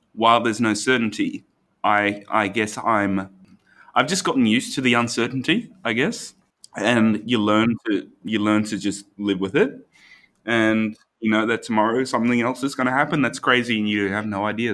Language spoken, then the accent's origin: English; Brisbane, Queensland, Australia; I'm not local anywhere in the world. Um, I'm from Brisbane